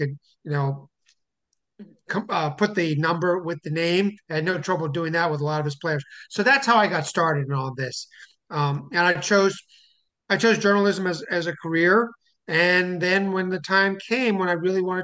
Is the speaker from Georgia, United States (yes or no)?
no; Washington, District of Columbia, United States; I grew up in the Washington, D.C. area